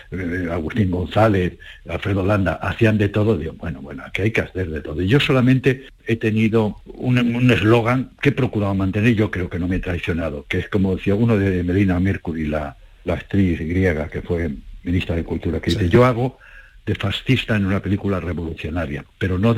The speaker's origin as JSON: {"language": "Spanish", "country": "Cuba", "moved": "yes", "said": "una canción fantástica que cuando salí de Cuba"}